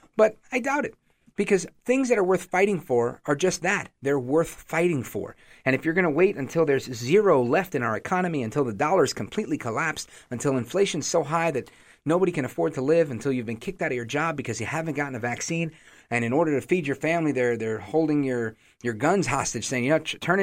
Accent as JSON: {"language": "English", "town": "New York City", "region": "New York", "country": "United States", "tie": "born or raised there", "moved": "yes", "lives_now": "New Jersey, United States", "said": "Born in Brooklyn, but I live in Jersey now"}